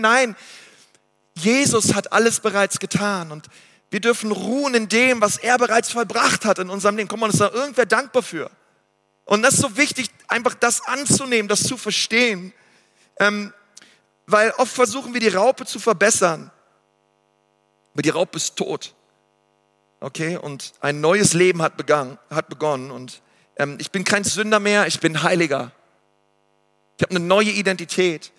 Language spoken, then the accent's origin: German; Germany; also born or lived in Nuremberg; ich bin Deutscher und ich wohne in Nürnberg 90480